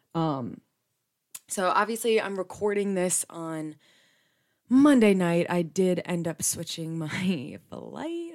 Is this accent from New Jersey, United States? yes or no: yes; New Jersey, United States; Being born and raised in Jersey